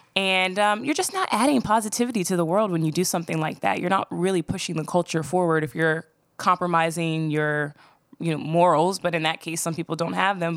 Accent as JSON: {"language": "English", "town": "Voorhees", "region": "New Jersey", "country": "United States", "tie": "born or raised there", "said": "I grew up in South Jersey, about fifteen minutes outside of Philly"}